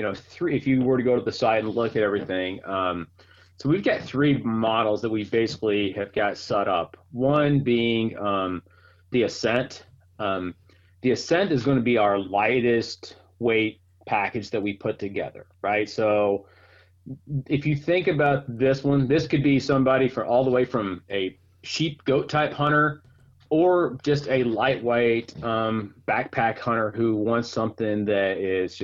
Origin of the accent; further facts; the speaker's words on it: Mountain Home, Arkansas, United States; moved away as an adult; also born or lived in north of Atlanta, Georgia; now in Howell, United States; I'm born and raised actually from Arkansas. I grew up in the Ozark Mountains